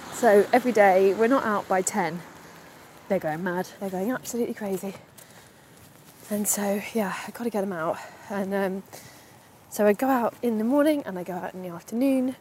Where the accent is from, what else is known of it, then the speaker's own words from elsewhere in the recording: London, United Kingdom; I am half Welsh, but I grew up in London.